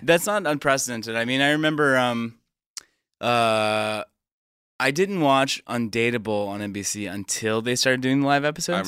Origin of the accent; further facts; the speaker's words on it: Stone Mountain, Georgia, United States; also born or lived in Atlanta; grew up in the suburbs, grew up in Stone Mountain